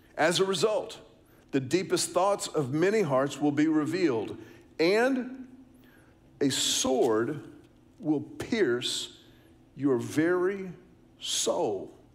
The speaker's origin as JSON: {"language": "English", "town": "Houston", "region": "Texas", "country": "United States", "tie": "born or raised there", "said": "I was growing up in Houston"}